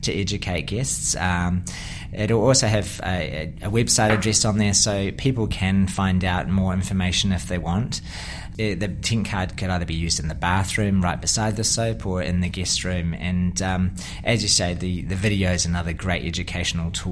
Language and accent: English; New Zealand; accent: Kiwi; now in Australia; You can probably tell with my accent, I'm a bit of a Kiwi background